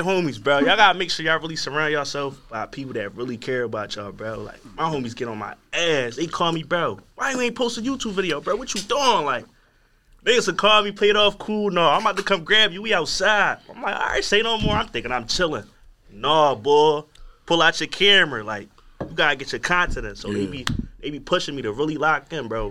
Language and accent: English; Philadelphia, Pennsylvania, United States; I'm from Southwest, too